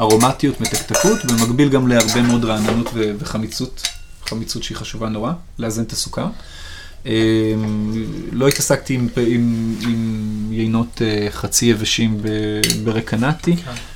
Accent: Sharon, Central District, Israel; אני במקור מהשרון, ובשרון כשאני גדלתי היו פחות בניינים ויותר פרדסים

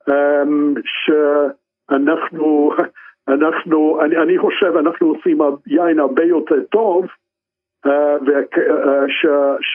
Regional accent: Israel; לא לחשוב לא זרקים כי, כי אנחנו ישראלים.

